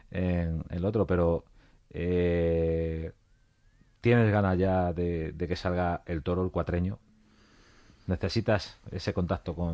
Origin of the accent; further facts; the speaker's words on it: Castilla-La Mancha, Spain; tan cercanos que, soy de Castilla-La Mancha y, eso se vio en Albacete.